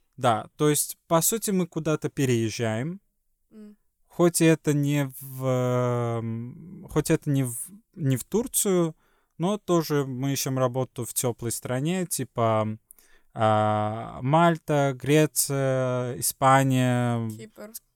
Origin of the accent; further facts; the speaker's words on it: Sweden; Russian is a second language; also born or lived in Estonia; из Швеции